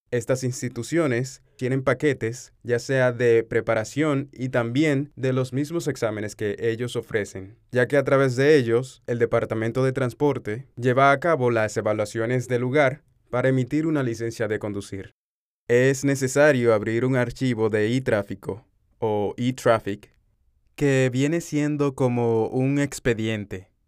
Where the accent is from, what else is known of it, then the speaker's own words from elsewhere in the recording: Dominican Republic; now in Dubai, United Arab Emirates; Yo soy un dominicano que desde hace unos cuantos años ya está viviendo en Dubái